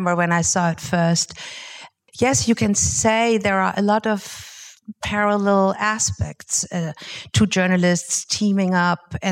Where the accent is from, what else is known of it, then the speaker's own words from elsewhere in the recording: Germany; I'm from Germany.